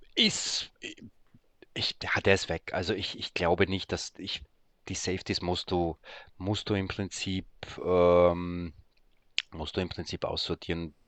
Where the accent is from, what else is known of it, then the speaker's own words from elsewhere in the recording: Graz, Styria, Austria; accent: Austrian; also born or lived in Poland; now in Berlin, Germany; gebürtig dort in ähm, Österreich aufwachsen, wie man vielleicht auch hört